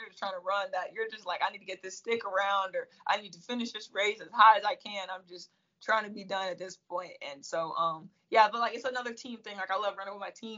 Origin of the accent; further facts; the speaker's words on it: Pennsylvania, United States; moved away as an adult; now in Florida, United States; I'm from Pennsylvania, so it's kind of, like, far from home